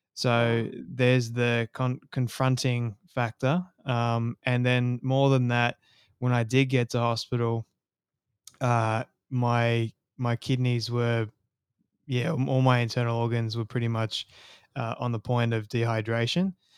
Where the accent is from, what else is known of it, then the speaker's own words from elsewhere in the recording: Sydney, New South Wales, Australia; I was born and raised in Sydney, Australia